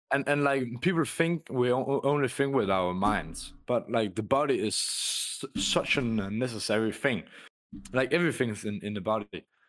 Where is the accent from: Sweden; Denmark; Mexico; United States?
Denmark; I come from Denmark